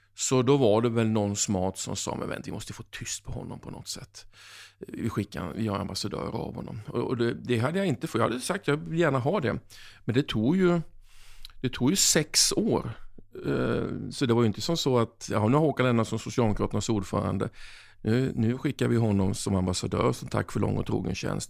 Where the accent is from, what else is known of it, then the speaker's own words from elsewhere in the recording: Oskarshamn, Kalmar County, Sweden; moved away as an adult; now in South Africa; min hemkommun Oskarshamn